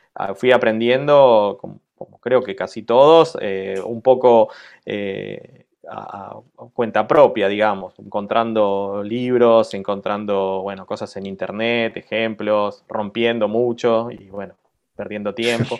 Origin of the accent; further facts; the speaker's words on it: Argentina; moved away as an adult; also born or lived in Buenos Aires; now in Lille, France; somos eh, cuatro argentinos